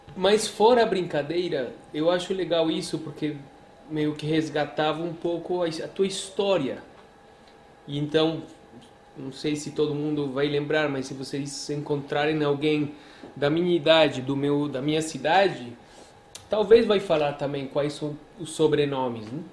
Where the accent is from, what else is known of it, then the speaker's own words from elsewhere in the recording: Medellín, Antioquia, Colombia; now in Brazil; nasci na Colômbia, muito prazer, nasci em Medellín, Colômbia